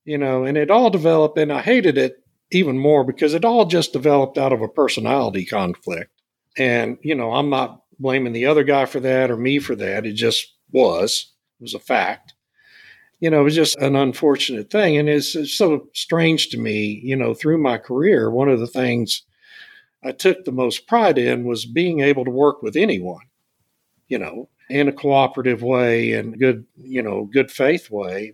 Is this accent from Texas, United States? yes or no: yes; Beeville, Texas, United States; my hometown of Beeville